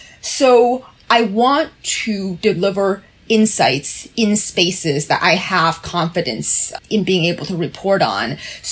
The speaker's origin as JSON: {"language": "English", "country": "China", "tie": "born there", "said": "perhaps my mainlander background, as the two of you know, I was born in China"}